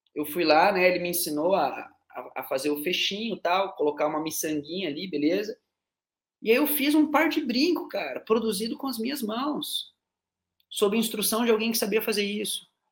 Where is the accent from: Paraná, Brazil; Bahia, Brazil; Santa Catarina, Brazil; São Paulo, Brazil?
Paraná, Brazil; Curitiba; now in Teófilo Otoni, Brazil; Eu sou de Curitiba, né? Atualmente moro em Teoflotone, mas eu sou de Curitiba, Paraná